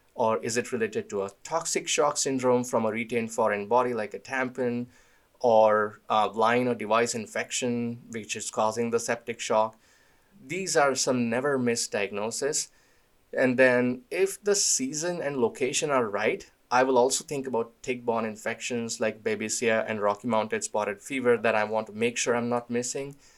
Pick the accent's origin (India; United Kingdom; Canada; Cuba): India; moved away; I grew up in India